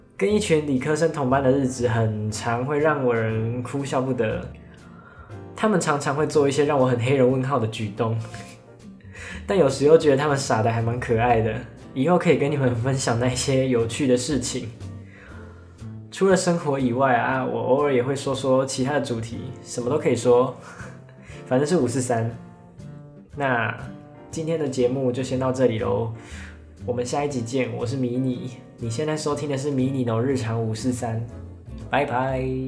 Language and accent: Chinese; Pingtung County, Taiwan; 我来自屏东，但我家不住在垦丁旁边